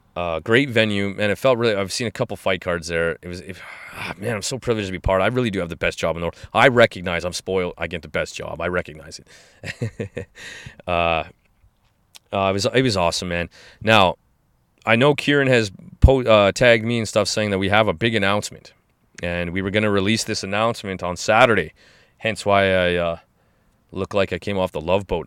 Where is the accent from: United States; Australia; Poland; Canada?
Canada; Canadians in general, we